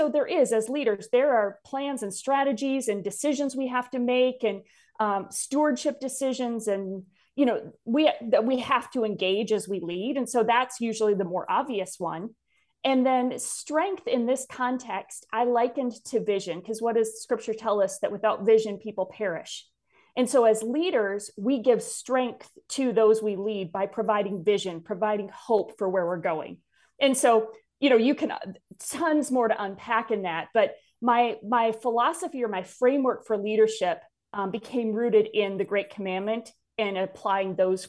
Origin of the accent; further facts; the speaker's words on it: Wisconsin, United States; But I grew up in North Central Wisconsin. My family came to faith when I was about 8 years old.